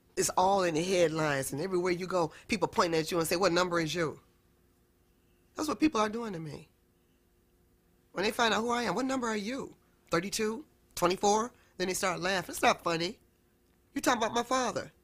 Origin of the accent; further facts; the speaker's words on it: Cleveland, Ohio, United States; I was born in Cleveland, Ohio, to ….